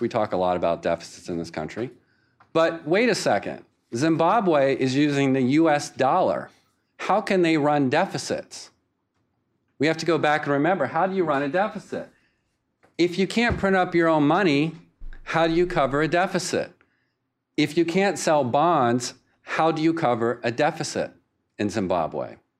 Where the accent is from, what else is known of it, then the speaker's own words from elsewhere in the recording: Winston-Salem, North Carolina, United States; Winston-Salem, North Carolina, my hometown